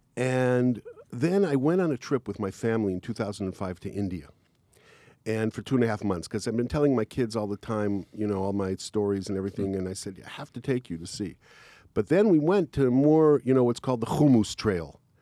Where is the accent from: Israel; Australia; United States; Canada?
Israel; I'm not American. I'm Israeli.